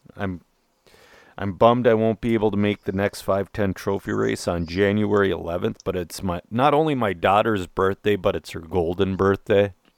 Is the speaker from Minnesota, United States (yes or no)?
yes; Minnesota, United States; I'm a Minnesotan